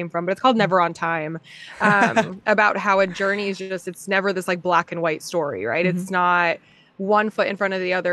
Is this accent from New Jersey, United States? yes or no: yes; New Jersey, United States; moved away; also born or lived in Virginia / New York; So I'm from Jersey